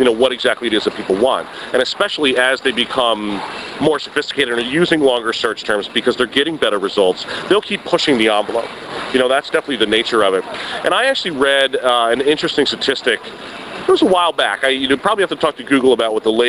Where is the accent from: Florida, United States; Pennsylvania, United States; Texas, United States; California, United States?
Florida, United States; Miami; I grew up in Miami